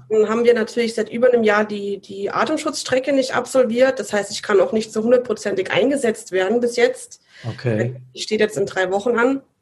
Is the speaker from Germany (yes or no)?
yes; Saarland, Germany; also born or lived in Rhineland-Palatinate / Baden-Württemberg; also ich bin geboren in Rheinland-Pfalz und aufgewachsen äh, im Saarland und in Baden-Württemberg.